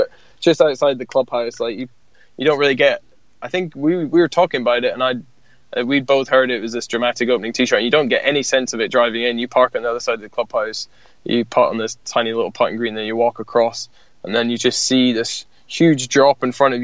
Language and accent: English; Scotland, United Kingdom; I'm being Scottish